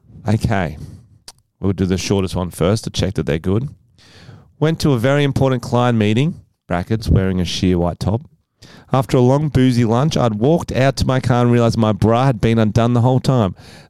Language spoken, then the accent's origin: English; Mississippi, United States; My accent's changed a little bit, but I'm a little Mississippi Southern Belle.